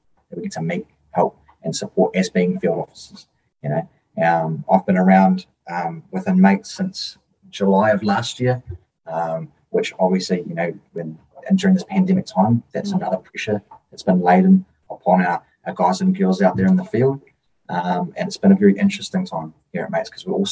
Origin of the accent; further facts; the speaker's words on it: Palmerston North, Manawatū-Whanganui, New Zealand; I come from Palmerston North, which is a small town in the lower North Island.